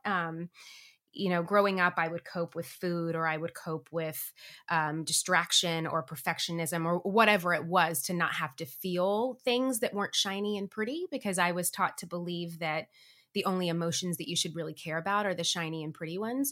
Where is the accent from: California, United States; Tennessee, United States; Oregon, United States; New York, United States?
Tennessee, United States; moved away as an adult; now in Los Angeles, United States; I grew up in Tennessee.